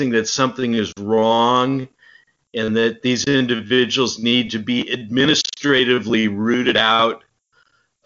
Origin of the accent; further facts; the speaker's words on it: United States; as an American